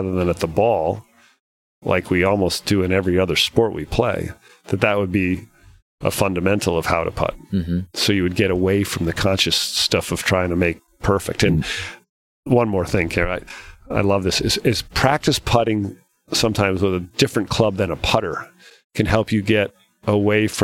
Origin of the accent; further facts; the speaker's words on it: Rhode Island, United States; Billy Andrade and I we grew up together in Rhode Island